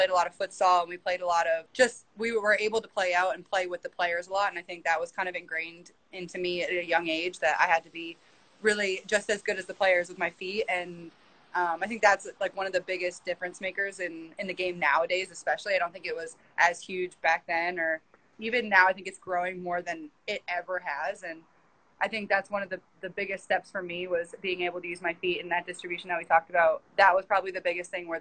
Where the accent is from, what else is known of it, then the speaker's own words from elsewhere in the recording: just outside of Toronto, Ontario, Canada; moved away as an adult; I grew up just outside of Toronto